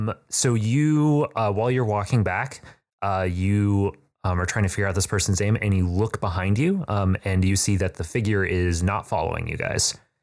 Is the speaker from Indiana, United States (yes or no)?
yes; South Bend, Indiana, United States; I'm from South Bend.